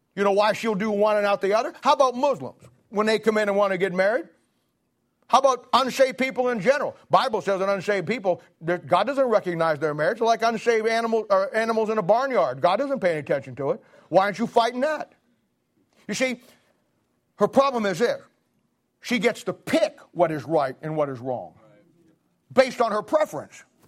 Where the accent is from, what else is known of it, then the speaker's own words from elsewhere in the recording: Ohio, United States; moved away; I'm from Ohio